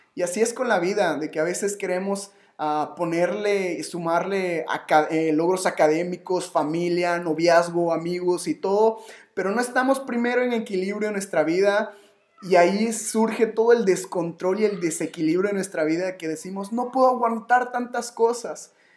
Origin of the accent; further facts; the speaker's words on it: Yucatán, Mexico; yo soy yucateco